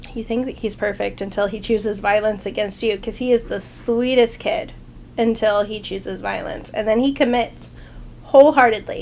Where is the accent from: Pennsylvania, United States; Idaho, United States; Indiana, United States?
Idaho, United States; I grew up in Idaho